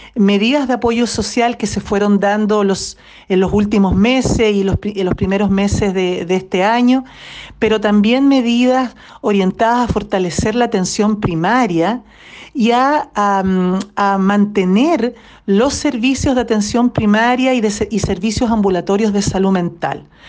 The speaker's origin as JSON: {"language": "Spanish", "country": "Chile", "said": "como sociedad chilena"}